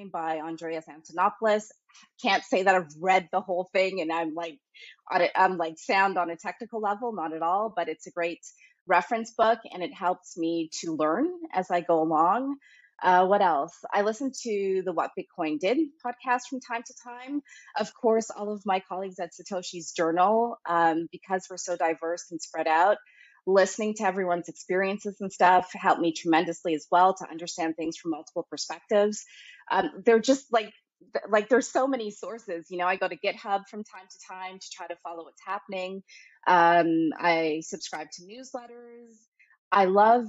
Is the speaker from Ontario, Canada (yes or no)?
yes; Scarborough, Ontario, Canada; moved away as an adult; now in Geneva, Switzerland; I'm from Scarborough, Ontario, Canada, and currently reside in Geneva, Switzerland.